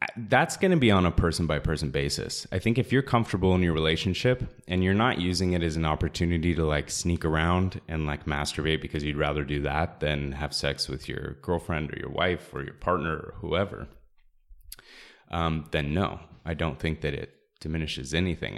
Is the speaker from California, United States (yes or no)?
yes; Orange County, California, United States; also born or lived in Long Beach; I grew up in Orange County